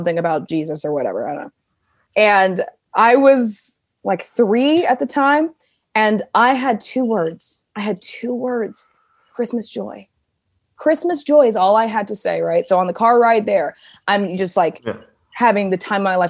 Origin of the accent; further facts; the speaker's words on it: Mississippi, United States; also born or lived in Georgia / Manhattan, New York; now in New York, United States; growing up in Mississippi and then moving to Georgia